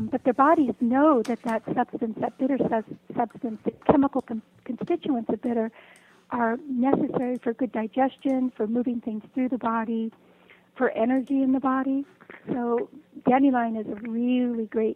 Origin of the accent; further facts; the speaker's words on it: West Coast, United States; moved away; I grew up on the West Coast